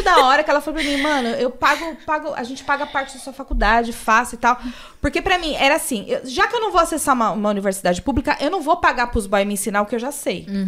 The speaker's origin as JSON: {"language": "Portuguese", "region": "São Paulo", "country": "Brazil", "said": "eu sou do Capão Redondo"}